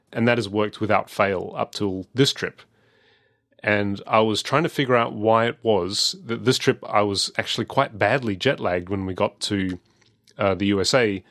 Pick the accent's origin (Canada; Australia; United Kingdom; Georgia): Australia; Adelaide, South Australia; I'm from Adelaide